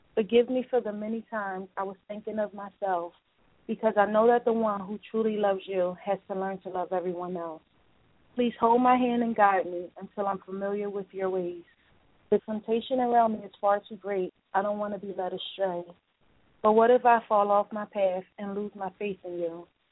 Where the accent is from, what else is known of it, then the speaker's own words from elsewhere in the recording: Philadelphia, Pennsylvania, United States; I'm from Philly